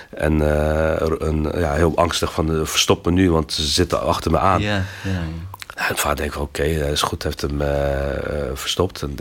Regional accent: Belgium; Ja, ze vroegen waar ik vandaan kom. Ik zeg, ja, ben Bel, hij zegt Belgica, maar ik kon

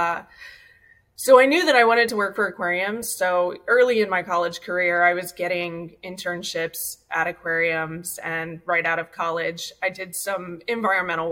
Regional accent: Ohio, United States; now in Long Beach, United States; I grew up in Ohio.

